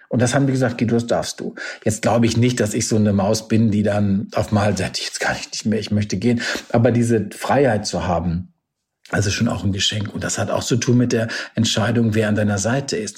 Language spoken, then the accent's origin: German; Warendorf, North Rhine-Westphalia, Germany; ich bin in meiner Heimatstadt so Ehrenbürger geworden auf diesem Marktplatz, was auch irgendwie ganz schräg war. Meine Mama in der Kutsche, bin ich dadurch Warendorf gefahren